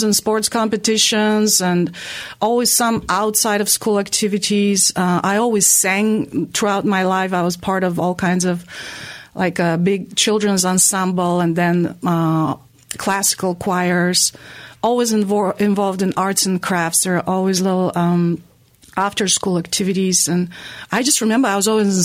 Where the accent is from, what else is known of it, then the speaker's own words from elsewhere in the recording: Veliko Tarnovo, Veliko Tarnovo Province, Bulgaria; now in Asheville, United States; I'm from a very important historically and culturally smallish town now. It's called Veliko Trnovo